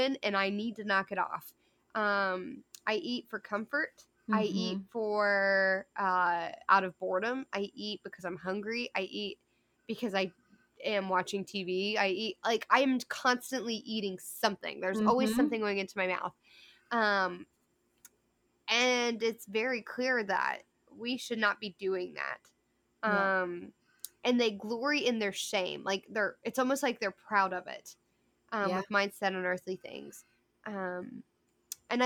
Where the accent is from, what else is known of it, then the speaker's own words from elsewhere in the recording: United States; I'm an American, but my citizenship is in heaven first